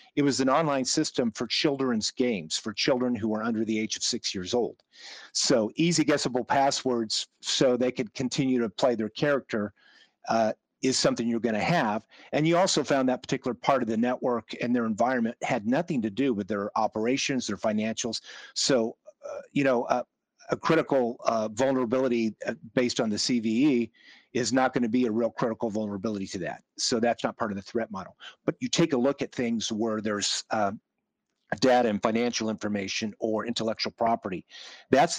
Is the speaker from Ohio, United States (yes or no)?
no; Kansas, United States; I grew up in Kansas